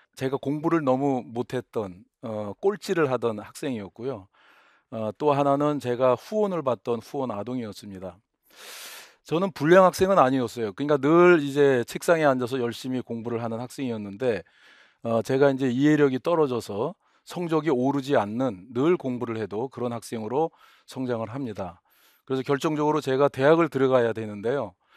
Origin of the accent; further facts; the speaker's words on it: South Korea; moved away as an adult; also born or lived in Ohio, United States; 한국 돌아갈 수도 없고